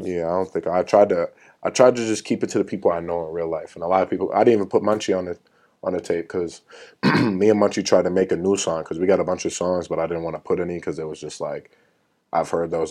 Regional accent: Woodbury, Minnesota, United States; I'm from Woodbury, Minnesota, the suburbs

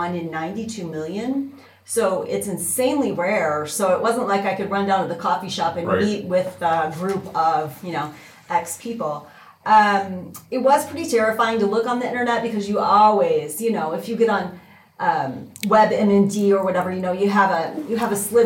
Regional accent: Niles, Michigan, United States; moved away as an adult; also born or lived in Big Rapids, Michigan; now in Colorado, United States; I'm from Niles, which is right above South Bend, Notre Dame, and my mom worked for the University of Notre Dame for her career

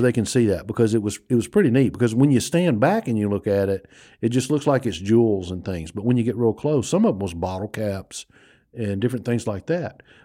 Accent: United States; also born or lived in New Orleans, Louisiana; I grew up on the Mississippi Gulf Coast and in New Orleans and in that area.

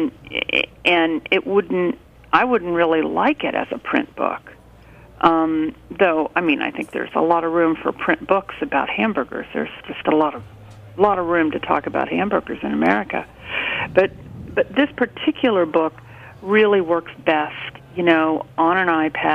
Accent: Midwest, United States; I grew up in the Midwest where you wanted a perfectly symmetrical, round burger.

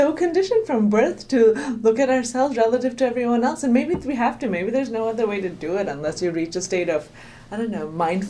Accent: Delhi, India; moved away as an adult; also born or lived in United States; I grew up in Delhi in the 1990s

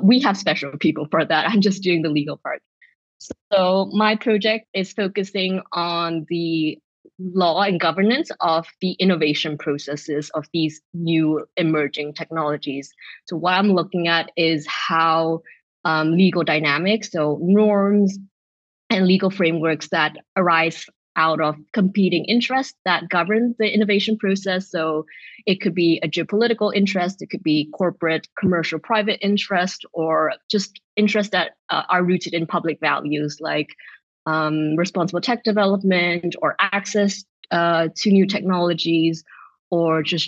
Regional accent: Vienna, Austria; moved away as an adult; now in Amsterdam, Netherlands; I'm from Vienna. That's where I did my law degree.

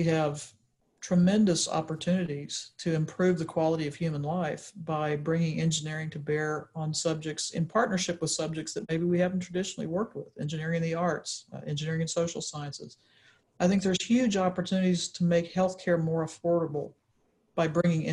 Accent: Texas, United States; moved away; I grew up in Texas

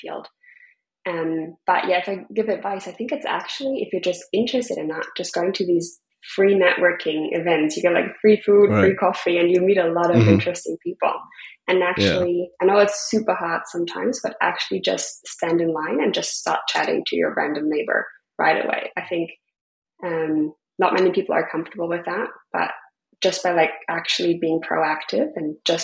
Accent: Freiburg, Baden-Württemberg, Germany; moved away as an adult; also born or lived in Berlin; now in Bali, Indonesia; my hometown in Freiburg

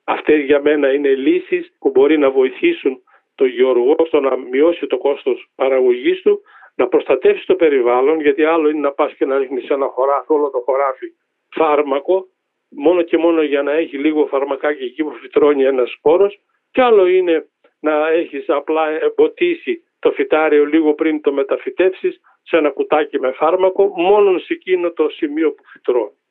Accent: Drama, Eastern Macedonia and Thrace, Greece; moved away; Πηγαίνω στην ιδιαίτερη πατρίδα μου, στη Δράμα

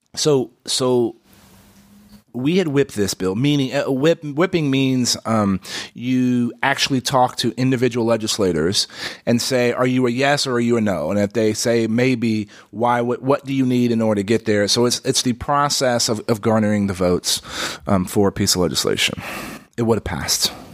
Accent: San Antonio, Texas, United States; I grew up in San Antonio

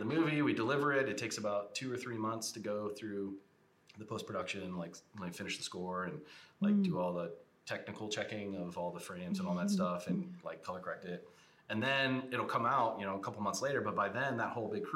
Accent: Ohio, United States; I'm from Ohio

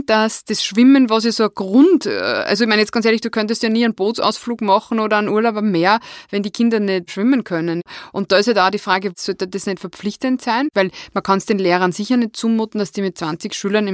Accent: Wels, Upper Austria, Austria; ich bin ja aus Wels

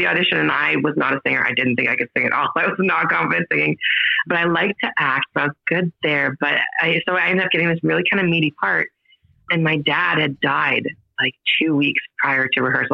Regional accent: Estevan, Saskatchewan, Canada; moved away as an adult; now in Calgary, Canada; I'm from Estevan, Saskatchewan originally.

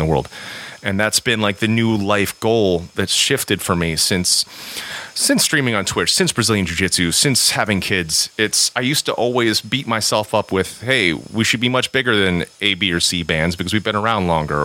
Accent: Japan; I'm half Japanese. I was born in Japan.

